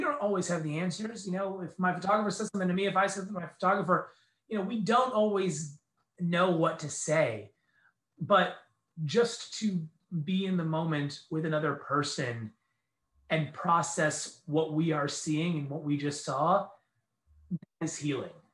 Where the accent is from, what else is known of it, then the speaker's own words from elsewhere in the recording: New York, United States; also born or lived in Medellin, Colombia / San Diego, California / Bakersfield, California; now in Philadelphia, United States; I am originally from New York. I'm from the East Coast